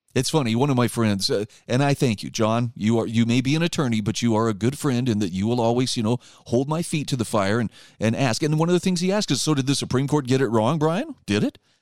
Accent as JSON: {"language": "English", "region": "Utah", "country": "United States", "said": "my home state of Utah"}